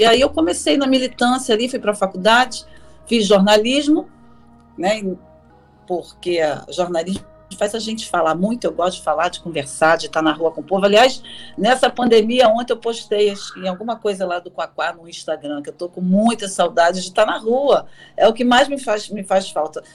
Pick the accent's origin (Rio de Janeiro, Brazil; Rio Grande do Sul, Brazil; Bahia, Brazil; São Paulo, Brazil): Rio de Janeiro, Brazil; Baixada Fluminense; sou da Baixada Fluminense, que eu tenho um orgulho, falo isso com muito orgulho, porque ali eu me formei